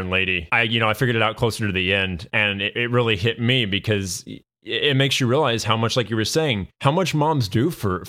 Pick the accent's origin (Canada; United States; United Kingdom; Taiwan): United States; I was born here in the United States